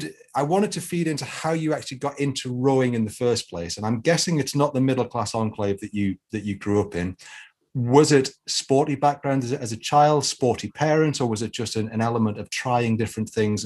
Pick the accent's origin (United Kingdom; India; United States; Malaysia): United Kingdom; Carrshield, North East England; accent: Geordie; moved away; also born or lived in Aberdeen / Edinburgh / London / Manchester; I grew up in Car Shields just past Allendale.